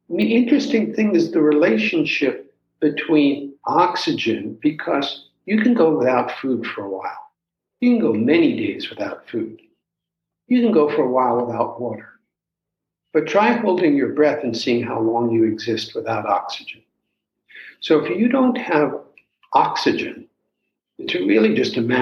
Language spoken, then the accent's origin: English; New York City, New York, United States; moved away; where I grew up in New York City